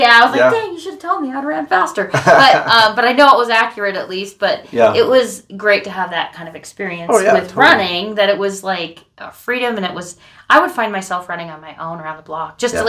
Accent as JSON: {"language": "English", "region": "Colorado", "country": "United States", "tie": "born or raised there", "also_born_or_lived": "Utah", "moved": "as an adult", "said": "because I'm from Colorado"}